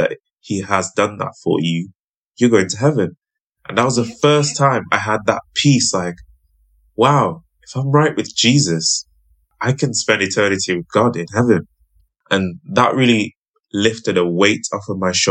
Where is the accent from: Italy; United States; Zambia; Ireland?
Zambia; I was born in Zambia, which is like a Christian nation